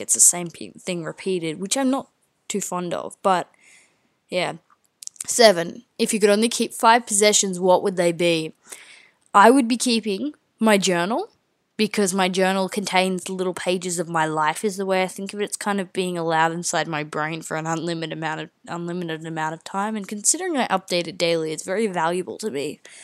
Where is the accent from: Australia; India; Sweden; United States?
Australia; being Australian